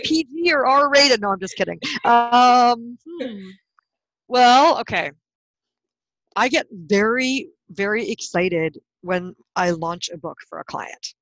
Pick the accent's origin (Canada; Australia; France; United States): Canada; White Rock, British Columbia; I'm from originally from a little tiny seaside town called White Rock, British Columbia, Canada